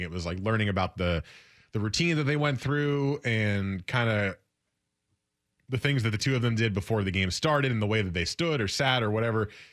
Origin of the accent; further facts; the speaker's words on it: United States; also born or lived in New Jersey / New York City; I grew up in New Jersey and New York City